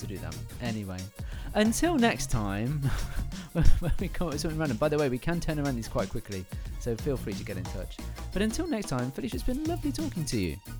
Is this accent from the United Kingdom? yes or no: yes; England, United Kingdom; I am English